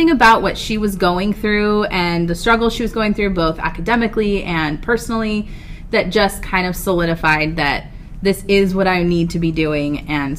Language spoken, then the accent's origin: English; San Diego, California, United States; I am from San Diego. I did attend Our Lady of Peace for high school, but I am from San Diego.